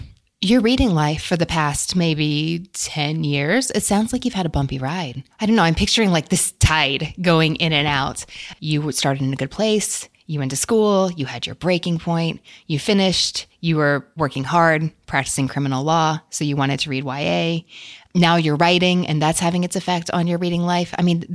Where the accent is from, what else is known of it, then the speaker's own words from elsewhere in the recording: Kentucky, United States; Because I have enough y'all naturally in me growing up in Kentucky